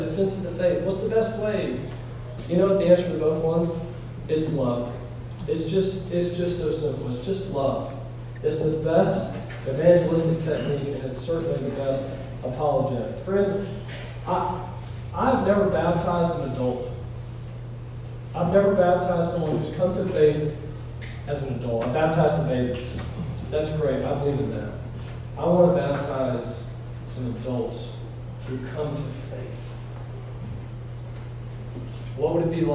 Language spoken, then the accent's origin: English; Elizabethton, Northeast Tennessee, United States; I'm from Northeast Tennessee, a little place called Elizabeth.